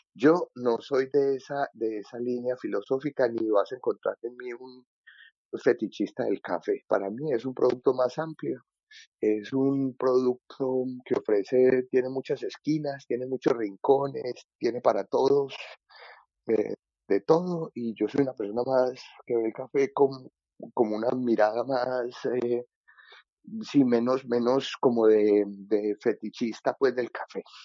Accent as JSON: {"language": "Spanish", "town": "Medellín", "region": "Antioquia", "country": "Colombia", "tie": "born or raised there", "moved": "as an adult", "lives_now": "Vienna, Austria", "said": "esa fue un poquito mi, mi infancia y mi adolescencia, en la Medellín de los ochentas y de los noventas"}